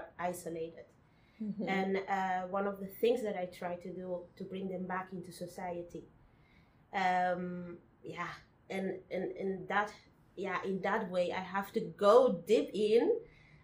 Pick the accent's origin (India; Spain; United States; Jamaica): Spain; English is a second language; also born or lived in Portugal / Cape Verde; now in Netherlands; I come from Cape Verde. I was born in Portugal, grew up in Spain, and at this moment I'm living in the Netherlands